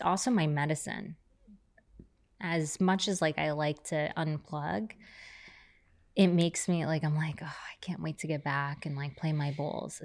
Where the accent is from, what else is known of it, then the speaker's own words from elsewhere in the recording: New York City, New York, United States; now in Laguna Beach, United States; I grew up on the Lower East Side.